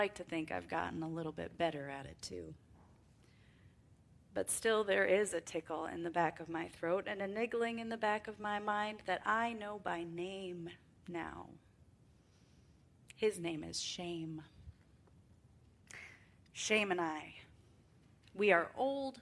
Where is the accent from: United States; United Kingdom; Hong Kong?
United States; Wisconsin; Growing up in the North, in Wisconsin specifically, and in farm country